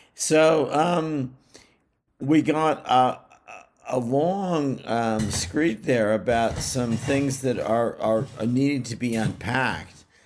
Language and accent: English; Bay Area, California, United States; moved away; also born or lived in New England; I'm from the Bay Area of California